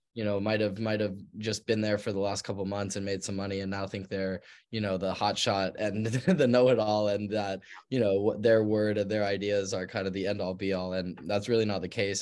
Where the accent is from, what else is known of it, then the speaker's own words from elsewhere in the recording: Park City, Utah, United States; was born and raised in Park City, Utah